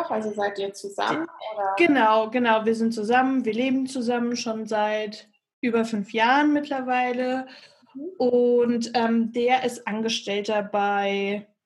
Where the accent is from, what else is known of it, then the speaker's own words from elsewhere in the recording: Bad Homburg, Hesse, Germany; Ich komme aus äh, Bad Homburg. In der Nähe von Frankfurt ist das.